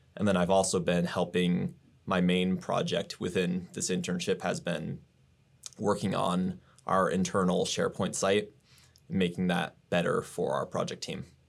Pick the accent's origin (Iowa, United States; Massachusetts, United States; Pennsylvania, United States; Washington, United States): Iowa, United States; Grimes; I am from Grimes, Iowa, born in Iowa. I was raised, went to Johnston High School